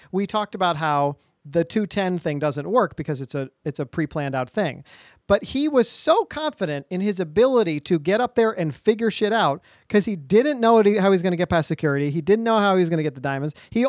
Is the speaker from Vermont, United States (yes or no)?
yes; Northeast Kingdom, Vermont, United States; what it was like for you growing up in the Northeast Kingdom, Vermont in the 80s and 90s.